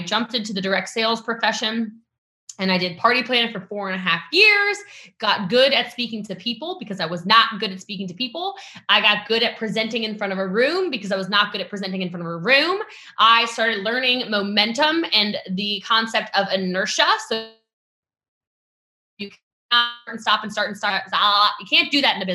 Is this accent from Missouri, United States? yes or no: no; Western Maryland, United States; now in Frisco, United States; I come from a really small town in Western Maryland. I currently live in Frisco, Texas, so North Dallas, but I'm from Maryland, and I grew up as one of those kids who just didn't have anything.